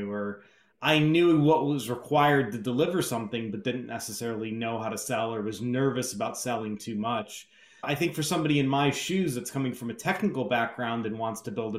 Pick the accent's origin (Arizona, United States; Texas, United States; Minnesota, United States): Arizona, United States; Scottsdale; also born or lived in Milwaukee, Wisconsin; I was born in Milwaukee, Wisconsin, grew up in Scottsdale, Arizona